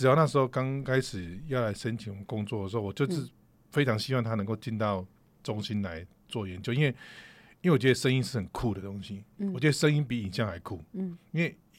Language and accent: Chinese; Taichung, Taiwan; 从小 在 台中